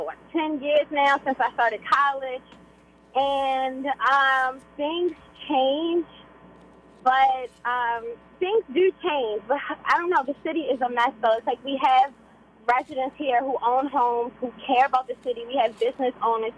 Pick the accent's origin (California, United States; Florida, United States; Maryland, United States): Maryland, United States; also born or lived in Baltimore; I'm from Maryland. I grew up in Maryland, but I also live in Baltimore City.